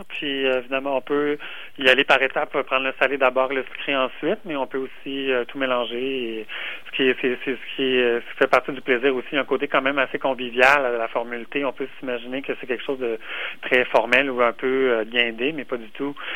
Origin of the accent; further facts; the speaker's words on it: Quebec, Canada; en tant que Québécois